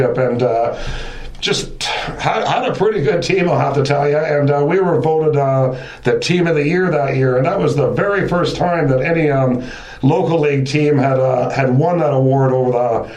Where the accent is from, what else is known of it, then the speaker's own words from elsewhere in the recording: Mississauga, Ontario, Canada; now in Wasaga Beach, Canada; I'm originally from Mississauga, and I came up to the Wasaga Beach area back in the early 70s.